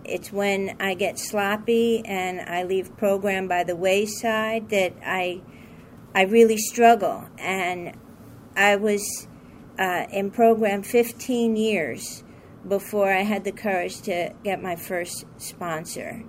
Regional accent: New York, United States; I'm from New York

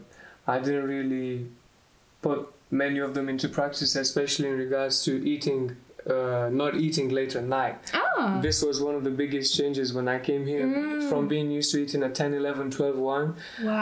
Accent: Galați, Galați County, Romania; I am from Romania

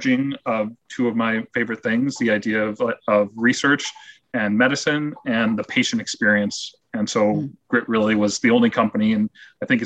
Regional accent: Rochester, New York, United States; moved away; my hometown of Rochester, New York

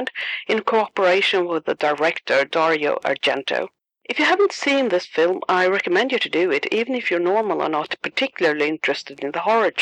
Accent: Sweden; accent: Swedish; English is a second language; my Swedish accent

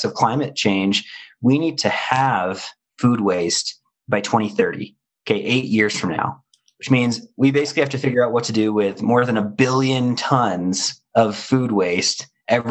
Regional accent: Denver, Colorado, United States; in my hometown, Denver, Colorado

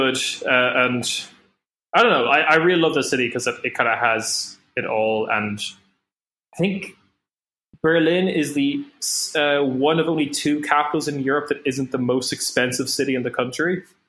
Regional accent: Ireland; as a young Irish boy

